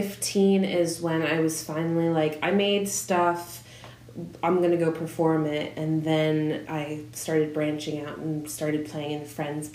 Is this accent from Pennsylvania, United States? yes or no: yes; Tinicum Township, Pennsylvania, United States; I'm from, like, Tinicum Township, which is, like, a small suburb about 10 minutes from the Philly airport.